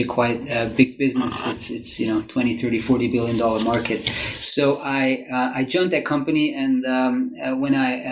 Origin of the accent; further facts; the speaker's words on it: Zurich, Switzerland; first language German; English is a second language; moved away; So I'm Swiss. I'm originally I grew up in Zurich, very close to Zurich